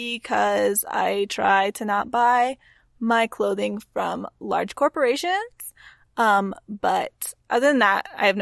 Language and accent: English; Texas, United States; I mean, okay, we're from Texas, Catherine. We have to be real that like hummus was not abound in the early 2000s in Central Texas.